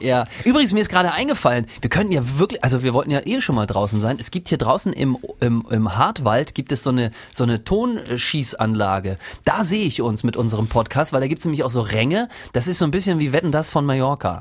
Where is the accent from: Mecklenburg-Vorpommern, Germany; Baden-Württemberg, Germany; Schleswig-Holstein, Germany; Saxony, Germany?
Mecklenburg-Vorpommern, Germany; Rostock; born or raised there